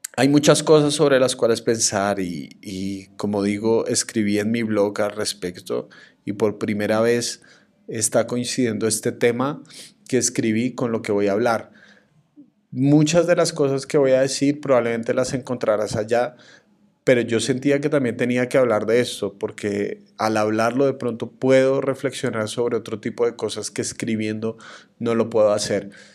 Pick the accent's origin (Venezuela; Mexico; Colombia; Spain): Colombia; mi país